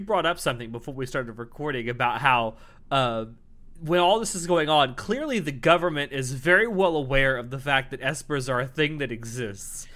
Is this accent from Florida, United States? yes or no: yes; Florida, United States; I'm not from the deep South. I'm from Florida